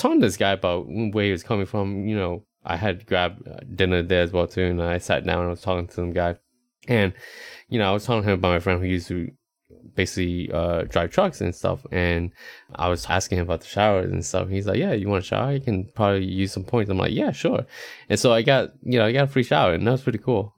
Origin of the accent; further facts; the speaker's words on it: Charlotte, North Carolina, United States; also born or lived in Texas; now in Austin, United States; I was going home to Charlotte